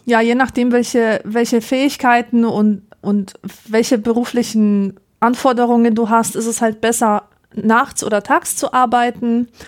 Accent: Poland; aufgewachsen in Polen, war das ganz genau so.

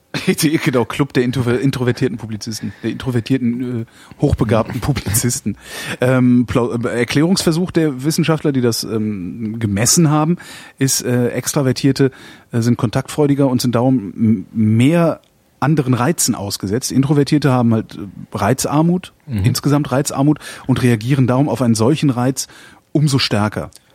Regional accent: Germany; wir sind halt Deutsche

